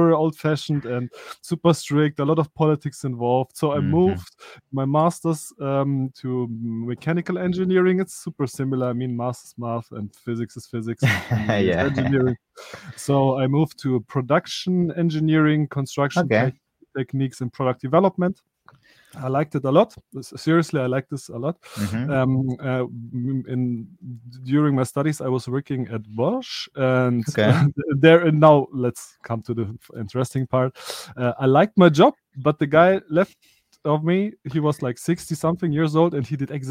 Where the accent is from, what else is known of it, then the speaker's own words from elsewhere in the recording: Germany; also born or lived in Soviet Union / Stuttgart; I was born in the Soviet Union. I come to Europe, like, or to Germany. So we are based in Germany with 4 years. So basically, I'm a German living here in Germany